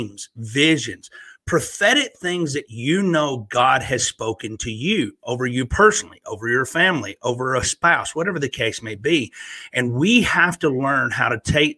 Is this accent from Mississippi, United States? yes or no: no; Northeast Alabama, United States; moved away as an adult; also born or lived in Virginia / North Carolina / Florida; now in Pigeon Forge, Tennessee, United States; I grew up, was born and raised in Northeast Alabama